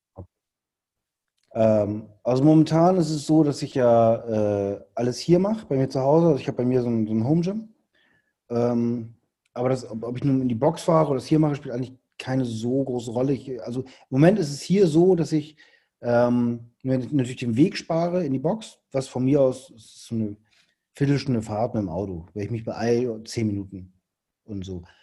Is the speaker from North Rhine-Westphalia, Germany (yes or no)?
no; Hamburg, Germany; ich komme aus Hamburg